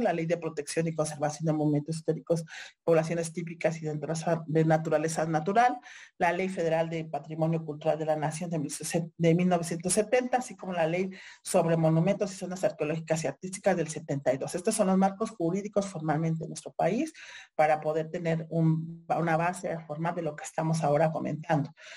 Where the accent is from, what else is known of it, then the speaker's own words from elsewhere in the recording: Mexico; nosotros como mexicanas y mexicanas